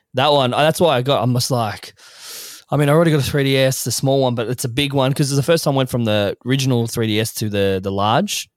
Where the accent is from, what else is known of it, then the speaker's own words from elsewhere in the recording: Australia; as an Australian